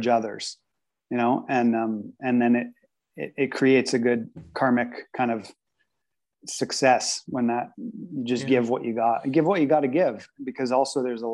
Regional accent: Canada; I've always been growing up in Canada and lived in Canada

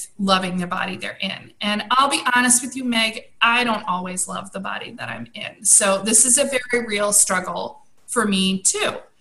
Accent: United States; also born or lived in California / New York City; for us as American women

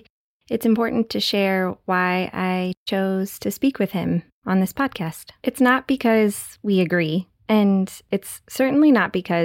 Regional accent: United States; an American who grew up in an environment

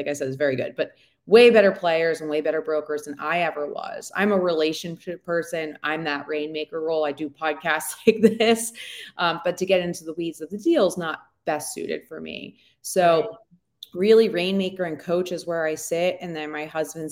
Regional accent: East Coast, United States; moved away; also born or lived in Colorado; We're originally from the East Coast

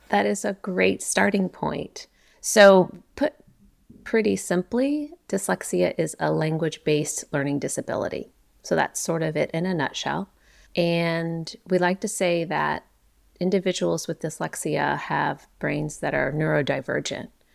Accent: Ohio, United States; I grew up in Ohio

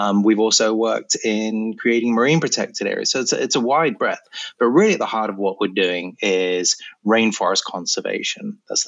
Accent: Malawi; also born or lived in Kenya; And I spent about 10 years between the ages of 10 and 20 growing up in Malawi and Kenya.

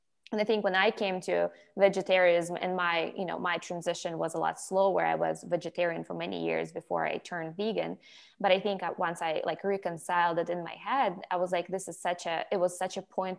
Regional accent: Ukraine; moved away; but I grew up in Ukraine, and in Ukraine, you know

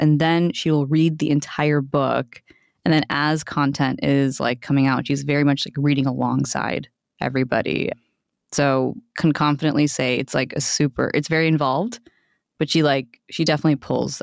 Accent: United States; I'm Indian American

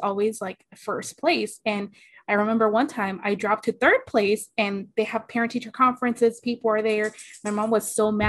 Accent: Phoenix, Arizona, United States; English is a second language; also born or lived in Mexico; Coming into third grade, I couldn't speak English enough to hold a conversation with somebody else. And I was in Phoenix, Arizona.

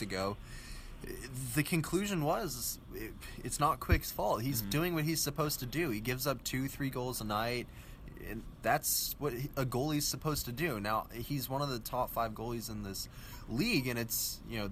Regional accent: Minnesota, United States; moved away; I grew up in Minnesota

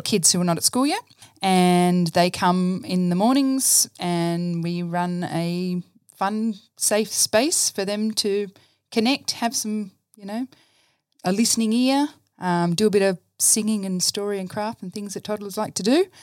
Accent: Dubbo, New South Wales, Australia; also born or lived in Brisbane; I grew up in Dubbo, so I'm a country girl at heart

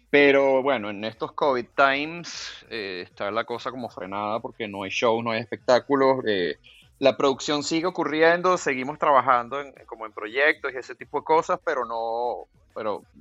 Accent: Venezuela; also born or lived in Colombia; ya me fui, ya me fui, ya me fui. O, {S0} sigues de turista. {S1} Soy, no, no, no, soy venezolano

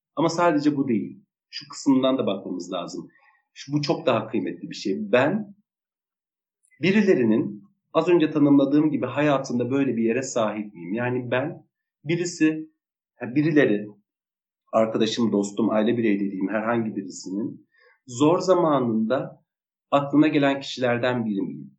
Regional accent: Kilis Province, Turkey; moved away; Ben de Kilisliyim, ben de Anadolu'nun e, küçücük bir vilayetinde doğmuş, e, belli bir yaşa kadar orada büyümüş birisiyim

